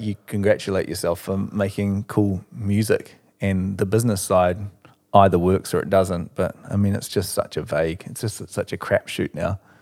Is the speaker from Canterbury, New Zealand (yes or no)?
yes; Christchurch, Canterbury, New Zealand; moved away as an adult; now in Auckland, New Zealand; growing up in Christchurch